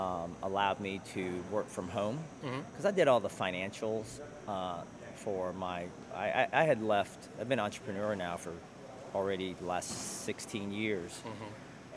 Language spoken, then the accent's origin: English; Alabama, United States; moved away as an adult; also born or lived in Chattanooga, Tennessee; now in Baltimore, United States; I grew up in Alabama.